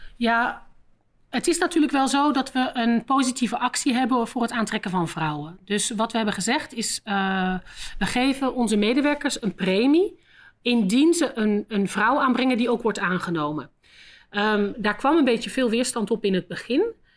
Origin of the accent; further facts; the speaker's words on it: Netherlands; moved away as an adult; also born or lived in London, United Kingdom / Tokyo, Japan; now in Belgium; zoals je wel hoort ben ik niet Belgisch. ik ben van Nederland.